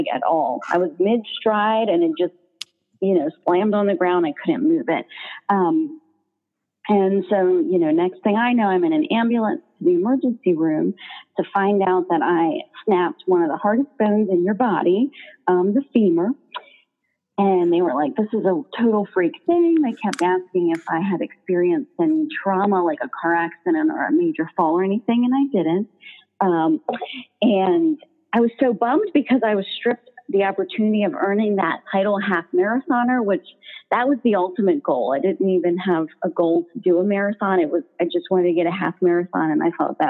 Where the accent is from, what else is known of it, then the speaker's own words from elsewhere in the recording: Pennsylvania, United States; I'm from Pennsylvania